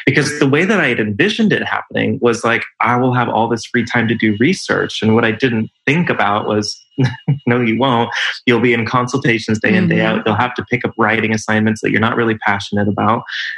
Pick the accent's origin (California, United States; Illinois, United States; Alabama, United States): California, United States; born there; I was born in California and I've lived in most of the major US cities on the West Coast and on the East Coast. Was in London for a little while.